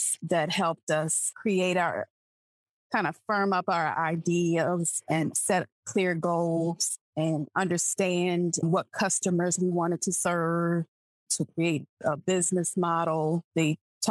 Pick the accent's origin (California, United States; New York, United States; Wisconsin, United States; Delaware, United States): Delaware, United States; Wilmington; moved away as an adult; now in Charlotte, United States; I'm from Wilmington, Delaware, but I've lived in Charlotte since about 2007.